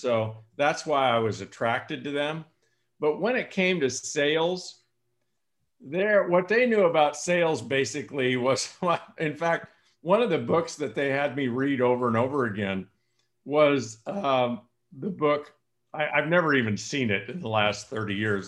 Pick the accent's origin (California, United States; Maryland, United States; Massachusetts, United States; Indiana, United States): California, United States; San Joaquin Valley; moved away as an adult; also born or lived in Coeur d'Alene, Idaho; now in Lanai, United States; I grew up in the San Joaquin Valley of California